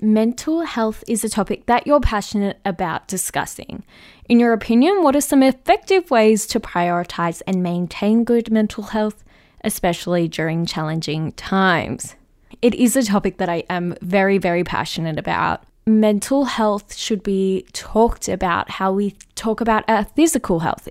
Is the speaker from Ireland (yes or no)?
no; Melbourne, Victoria, Australia; my hometown of where I am